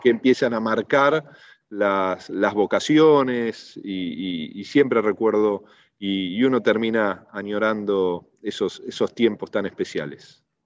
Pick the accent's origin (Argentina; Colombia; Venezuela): Argentina